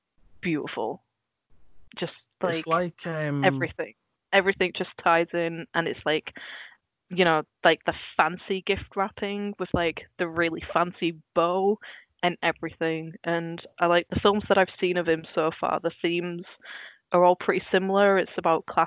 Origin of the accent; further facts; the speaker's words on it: Netherlands; moved away; I grew up in Holland, so our TV was basically everything in its original, you know, its native language, and then Dutch subtitles.